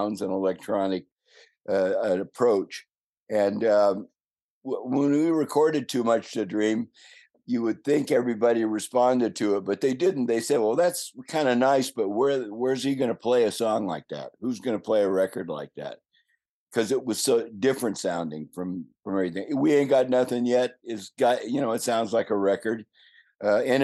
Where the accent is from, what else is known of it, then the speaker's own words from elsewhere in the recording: California, United States; also born or lived in Hawaii; I'm from born and raised in California